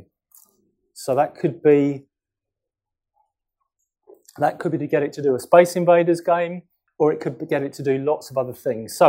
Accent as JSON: {"language": "English", "region": "London", "country": "United Kingdom", "said": "I'm from London. I'm from North London, Wood Green, which is near Tottenham."}